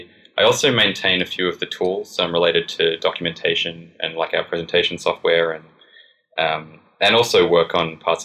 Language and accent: English; Australia; accent: Australian; moved away; I'm an Australian, as you can probably tell from my bizarre accent